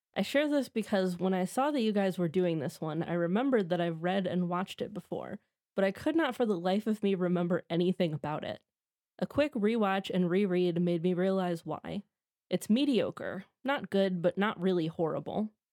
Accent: Midwest, United States; as am

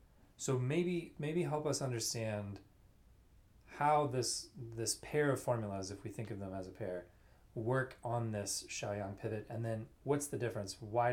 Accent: Louisiana, United States; where I grew up in Louisiana

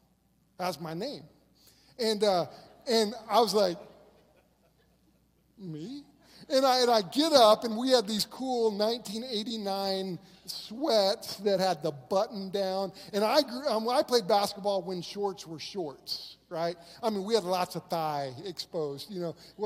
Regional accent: Moore, Oklahoma, United States; moved away as an adult; now in Owosso, United States; I grew up in Moore, Oklahoma, and I grew up on land my family got in the land run. And so Oklahoma is home for me.

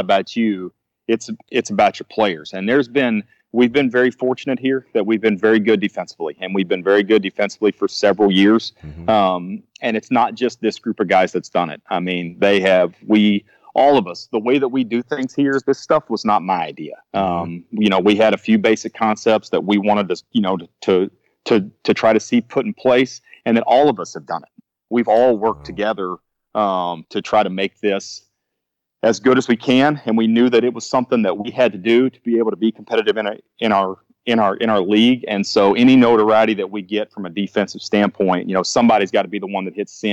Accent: Northeast Arkansas, United States; I'm actually from Northeast Arkansas

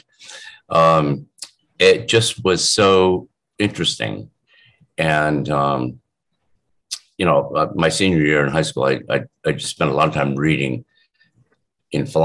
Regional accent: Shaker Heights, Ohio, United States; I grew up in outside Cleveland, Ohio, suburb on the east side called Shaker Heights

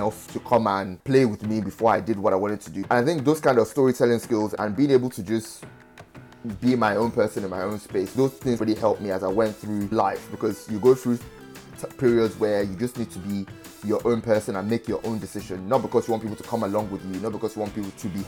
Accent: Nigeria; now in London, United Kingdom; I tell people I'm not Nigerian, I'm British

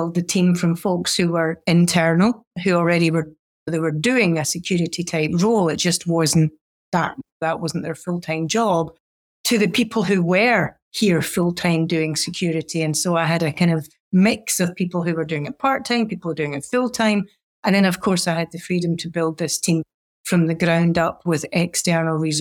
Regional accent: Scotland, United Kingdom; now in United States; being a Scot

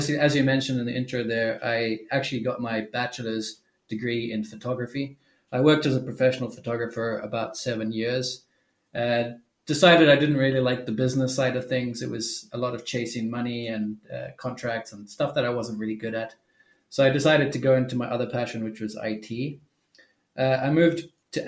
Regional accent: Zimbabwe; I grew up in Zimbabwe, which is a third world country that experiences a lot of poverty.

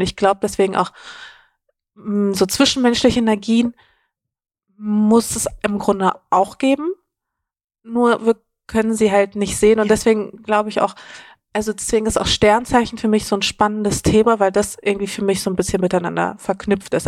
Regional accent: Dortmund, North Rhine-Westphalia, Germany; now in Berlin, Germany; ich bin auf jeden Fall nicht in Berlin mhm. aufgewachsen, mhm. ähm, sondern in Dortmund

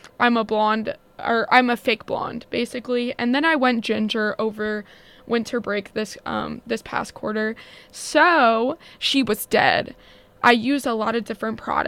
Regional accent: Florida, United States; moved away as an adult; now in Evanston, United States; I'm from Florida

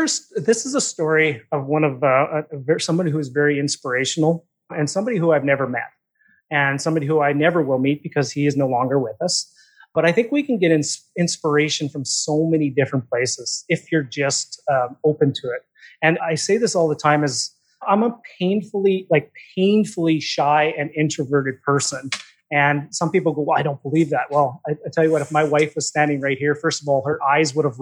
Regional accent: Saskatchewan, Canada; moved away as an adult; now in Vancouver, Canada; I was born and raised in Saskatchewan. I'm out in Vancouver area now. I've been out here for, probably now 25 years now out here.

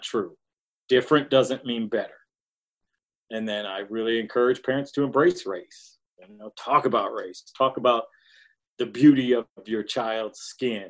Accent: Detroit, Michigan, United States; I grew up in Detroit

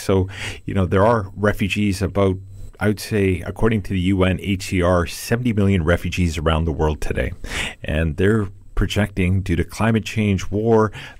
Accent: Oakville, Ontario, Canada; moved away; to being a Canadian Jew. I was born actually not far from the city of your birth. I was born in Oakville, Ontario.

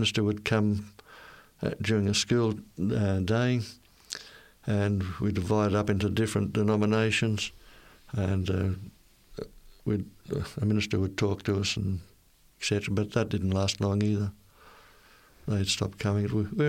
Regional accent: Innisfail, Queensland, Australia; I was born and raised in Queensland, North Queensland, the town of Innisfail.

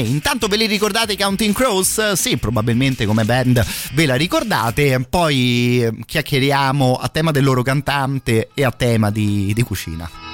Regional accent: Italy; noi italiani

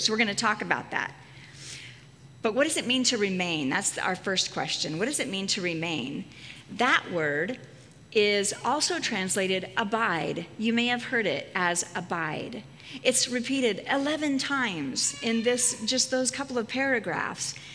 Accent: Casper, Wyoming, United States; my hometown of Casper, Wyoming

